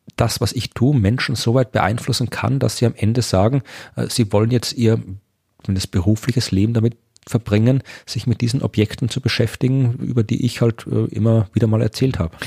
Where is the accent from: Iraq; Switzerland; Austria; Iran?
Austria; moved away as an adult; also born or lived in Jena, Thuringia, Germany; ich bin zwar in Österreich geboren, ich bin österreichischer Staatsbürger und so, also ich habe meinen bevor ich nach Deutschland übersiedelt bin, nach meinem Studium, auch mein ganzes Leben davor in Österreich verbracht